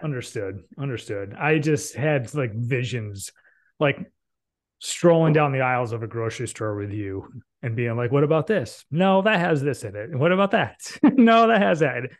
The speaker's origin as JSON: {"language": "English", "town": "Binghamton", "region": "New York", "country": "United States", "tie": "born or raised there", "moved": "yes", "lives_now": "North Carolina, United States", "said": "I grew up in the Binghamton, New York area, which is the home of IBM"}